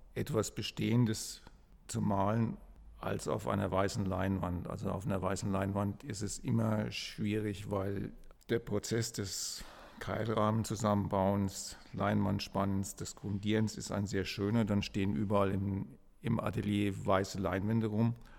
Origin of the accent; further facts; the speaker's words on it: Kronach, Bavaria, Germany; also born or lived in Frankfurt; zurückzukommen nach Kronach, wo ich aufgewachsen bin und eigentlich in meinem Elternhaus zu leben